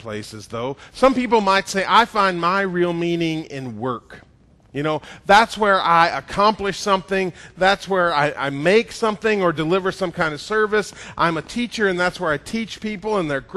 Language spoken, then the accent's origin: English; Georgia, United States; I'm from Georgia